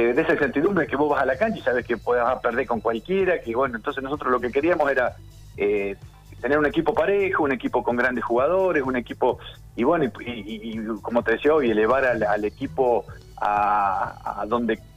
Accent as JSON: {"language": "Spanish", "region": "Córdoba", "country": "Argentina", "said": "Yo me vine de Córdoba todo ese año. me, me, hacía 1900 kilómetros todos los fines de semana para estar."}